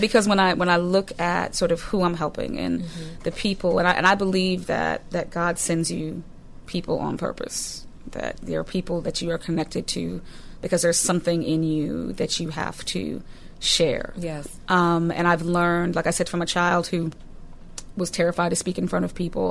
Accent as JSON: {"language": "English", "town": "Newton", "region": "Massachusetts", "country": "United States", "tie": "born or raised there", "said": "I grew up in Newton, Massachusetts"}